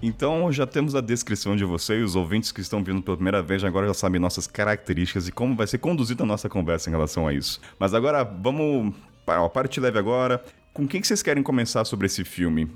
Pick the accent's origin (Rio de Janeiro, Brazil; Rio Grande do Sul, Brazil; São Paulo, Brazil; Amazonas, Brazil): São Paulo, Brazil; Taubaté; eu sou de Taubaté, né? Estado de São Paulo